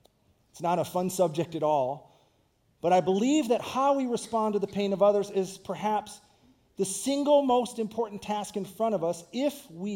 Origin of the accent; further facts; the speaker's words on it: Grand Rapids, Michigan, United States; moved away as an adult; also born or lived in Kankakee; I grew up in Grand Rapids, Michigan